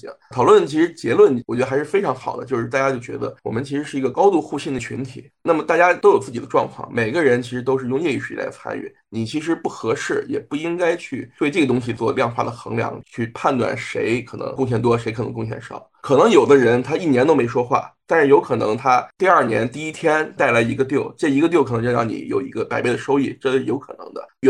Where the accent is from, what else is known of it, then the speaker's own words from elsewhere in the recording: China; 对，亚洲只有我一个，只有我一个中国人嘛。